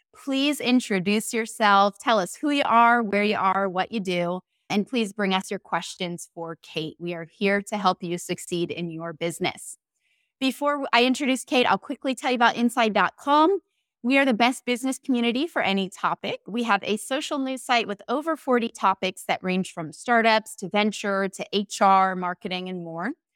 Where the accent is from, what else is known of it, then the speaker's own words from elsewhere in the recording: St. Petersburg, Florida, United States; I'm in Florida, Saint Petersburg, my hometown